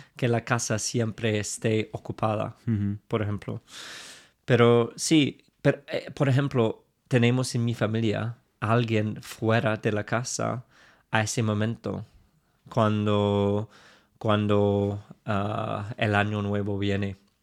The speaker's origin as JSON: {"language": "Spanish", "region": "England", "country": "United Kingdom", "accent": "super English", "second_language": "Spanish", "said": "claramente tengo un acento súper inglés"}